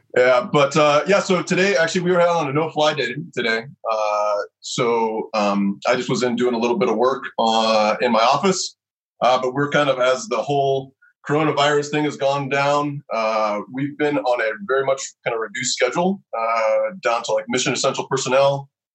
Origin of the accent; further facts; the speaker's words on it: Lexington, Kentucky, United States; moved away as an adult; also born or lived in Nashville, Tennessee / Colorado; I was born in Nashville and I grew up on a little horse farm in Lexington, Kentucky